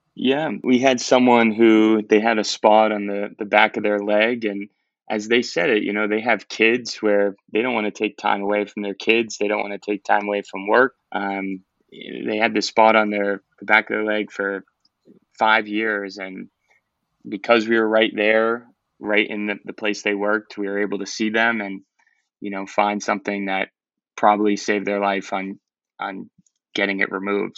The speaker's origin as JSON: {"language": "English", "town": "Boston", "region": "Massachusetts", "country": "United States", "tie": "born or raised there", "moved": "as an adult", "lives_now": "Florida, United States", "said": "I'm from Boston, Massachusetts"}